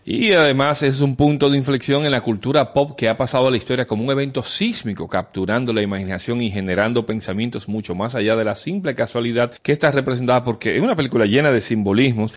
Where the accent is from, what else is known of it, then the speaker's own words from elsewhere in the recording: Dominican Republic; nuestro país